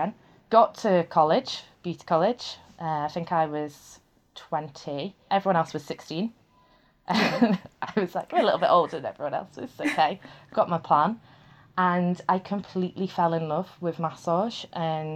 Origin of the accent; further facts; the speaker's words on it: Liverpool, North West England, United Kingdom; moved away; I'm from Liverpool originally. So I lived in a place called Crosby and we had a coast front there